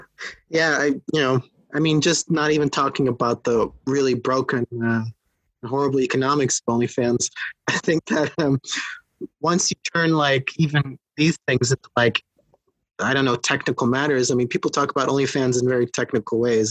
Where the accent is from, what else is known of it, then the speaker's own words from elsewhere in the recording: Netherlands; also born or lived in Los Angeles, California; now in Berlin, Germany; I was born in the Netherlands